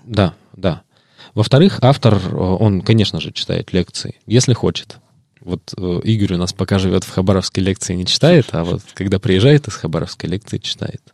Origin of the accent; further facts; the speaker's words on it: Irkutsk Oblast, Russia; родом из Иркутской области